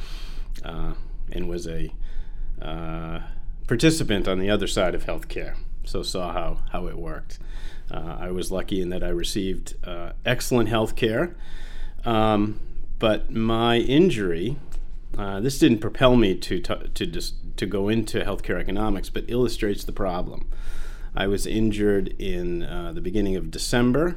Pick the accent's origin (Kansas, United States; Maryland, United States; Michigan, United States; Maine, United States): Maine, United States; Sanford; moved away as an adult; also born or lived in Boston / Vail; I grew up in Sanford, spent the first 18 years there, went to high school in the public high school